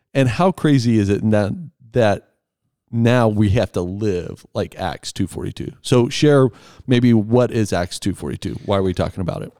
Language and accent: English; Texas, United States; now in Erie, United States; I'm from Texas, but have lived on the Front Range for quite a long time now